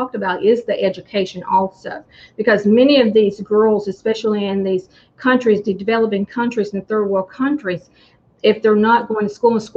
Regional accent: United States; being an American

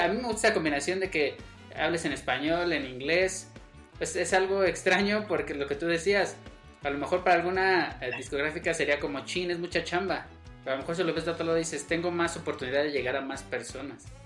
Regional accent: Mexico; also born or lived in State of Mexico; soy mexicano

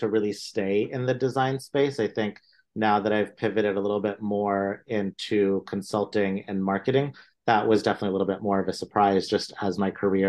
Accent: India; born there; But as not even a first generation Indian, I was born in India. From an Indian family going into art school, that was definitely a little not so common

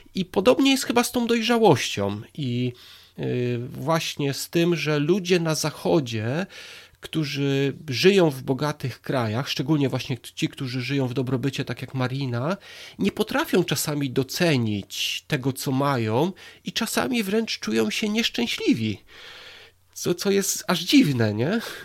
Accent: Poland; moved away as an adult; now in England, United Kingdom; ja jestem tutaj 17 lat w Anglii, przyjechałem z Polski

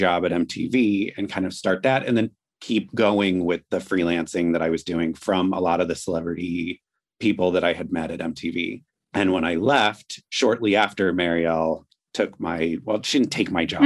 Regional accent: Columbus, Ohio, United States; moved away as an adult; also born or lived in New York; I moved from Ohio, grew up in Columbus, moved to New York shortly after college

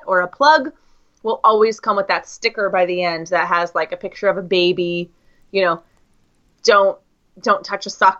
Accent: United States; I'm from the US

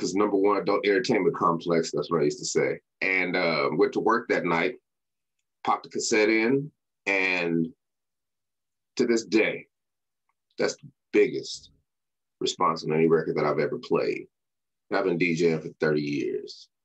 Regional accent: Denver, Colorado, United States; moved away as an adult; also born or lived in Sacramento, California; I grew up in Denver, Colorado, and went to school at Sacramento State University in Sacramento, California

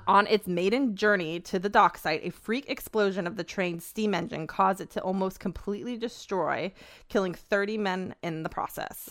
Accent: Petaluma, California, United States; my hometown of Petaluma, California

